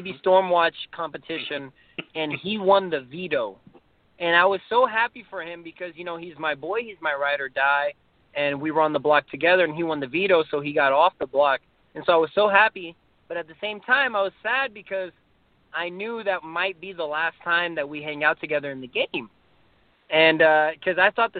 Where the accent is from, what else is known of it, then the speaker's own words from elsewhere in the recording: Slidell, Louisiana, United States; I'm literally nobody from Slidell